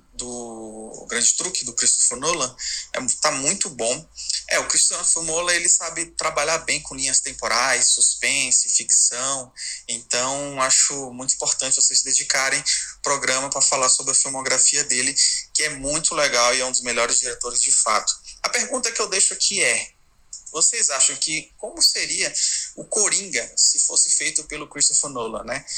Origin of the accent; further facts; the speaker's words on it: São Luís, Maranhão, Brazil; now in São Paulo, Brazil; sou de São Luís do Maranhão mas moro aqui em São Paulo